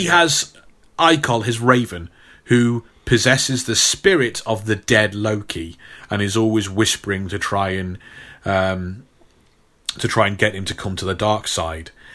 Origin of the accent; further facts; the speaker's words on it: Stafford, West Midlands, United Kingdom; my hometown, uh, here, Stafford